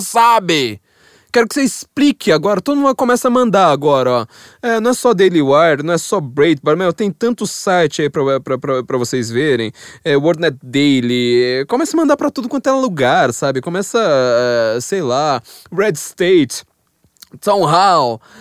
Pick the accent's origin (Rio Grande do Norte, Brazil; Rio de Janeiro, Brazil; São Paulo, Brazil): São Paulo, Brazil; como eu sou paulista, eu tenho uma mentalidade geográfica de paulistana